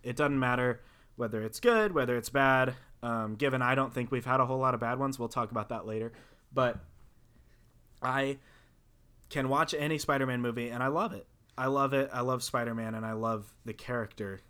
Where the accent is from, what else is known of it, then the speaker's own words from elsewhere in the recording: the South, United States; I'm from the South